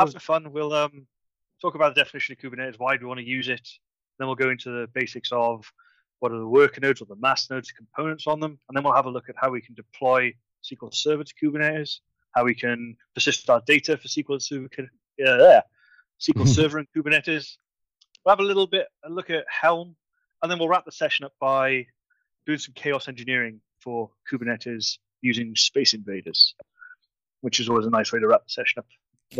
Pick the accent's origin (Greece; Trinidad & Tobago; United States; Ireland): Ireland; because I'm from Ireland.